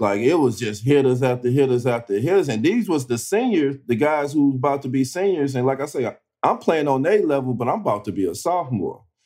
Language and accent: English; East St. Louis, Illinois, United States; I'm from East St. Louis. I'm a Midwest kid